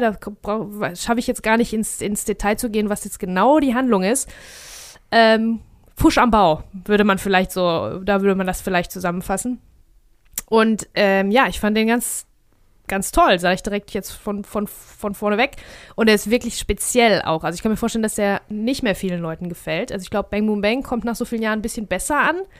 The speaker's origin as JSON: {"language": "German", "area": "Ruhr area", "region": "North Rhine-Westphalia", "country": "Germany", "said": "wir sind aus dem Ruhrpott."}